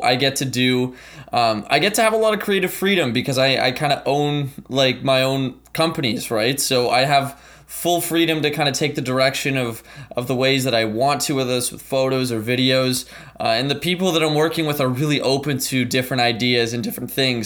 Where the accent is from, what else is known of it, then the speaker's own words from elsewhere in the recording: Ottawa, Ontario, Canada; also born or lived in St. John's, Newfoundland and Labrador, Canada; I was born in Saint John's, Newfoundland, uh, came to Ottawa, Canada in two thousand when I was about four years old.